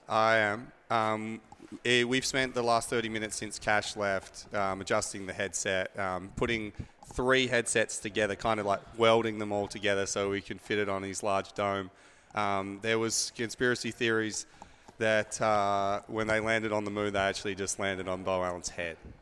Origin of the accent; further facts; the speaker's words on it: Australia; moved away; I'm from Australia